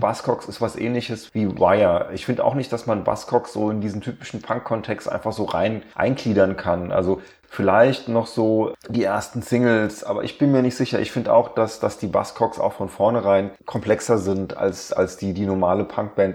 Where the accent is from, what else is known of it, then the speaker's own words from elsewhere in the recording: Germany; als Deutscher